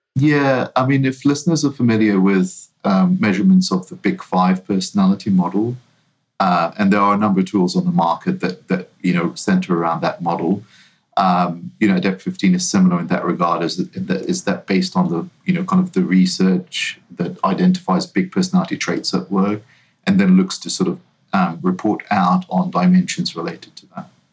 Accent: New Zealand; now in United States; I'm not originally from the US. I'm, uh, I grew up in New Zealand

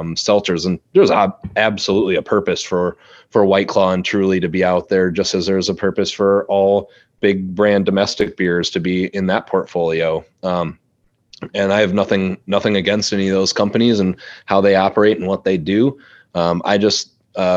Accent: Madison, Wisconsin, United States; moved away; I grew up in Madison

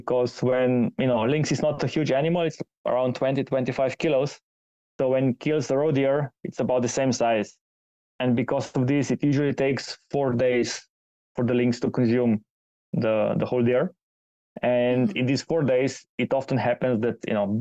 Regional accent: Slovenia; moved away; back in my home country in Slovenia

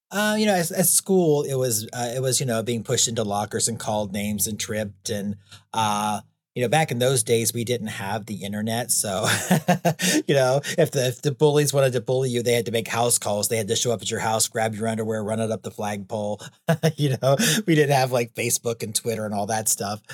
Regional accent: United States; I was from the United States. I had never been out of the United States by that point

